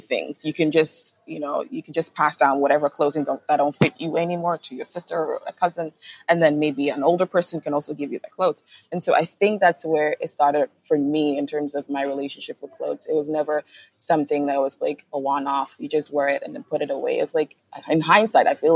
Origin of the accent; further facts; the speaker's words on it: Kumasi, Ashanti, Ghana; I grew up in Kumasi in a house full of close relatives.